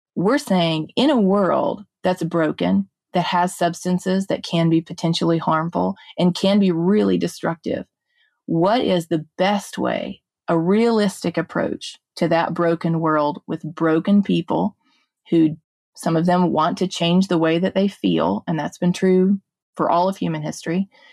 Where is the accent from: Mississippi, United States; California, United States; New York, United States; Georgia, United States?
Mississippi, United States; Jackson; I grew up in West Jackson here in Mississippi in a more comparatively higher crime area.